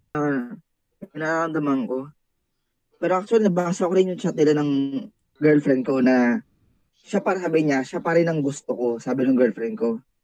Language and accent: Tagalog; Bicol Region, Philippines; moved away as an adult; now in Manila, Philippines; dito ako pinanganak sa Maynila. Sa Manila. But eventually, lumaki ako sa Bicol. At doon na rin ako nag-take ng college.